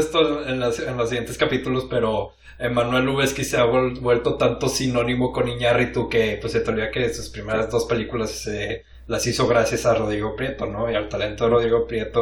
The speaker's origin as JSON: {"language": "Spanish", "country": "Mexico", "said": "somos, mexicanos"}